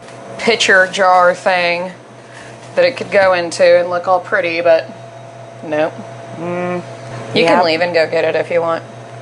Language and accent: English; United States; moved away; I'm just going to go home in December in the States.